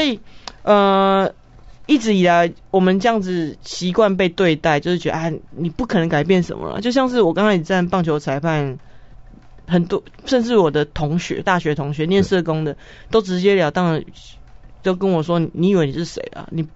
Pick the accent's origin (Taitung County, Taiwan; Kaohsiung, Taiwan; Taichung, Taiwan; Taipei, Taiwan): Taipei, Taiwan; 我爸爸是台北人，我哦。从小在台北长大